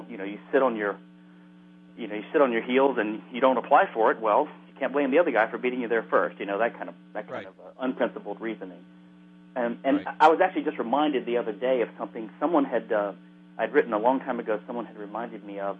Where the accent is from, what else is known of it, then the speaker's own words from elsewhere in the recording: Louisiana, United States; I'm from Louisiana